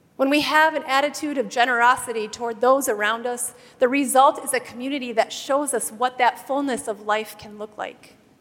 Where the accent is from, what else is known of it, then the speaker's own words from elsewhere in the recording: Wisconsin, United States; Where I grew up in Wisconsin, it was customary in my little school